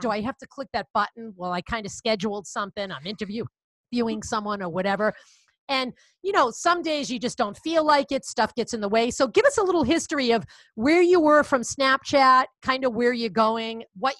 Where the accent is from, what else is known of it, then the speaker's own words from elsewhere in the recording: Boston, Massachusetts, United States; accent: Boston; I'm from Boston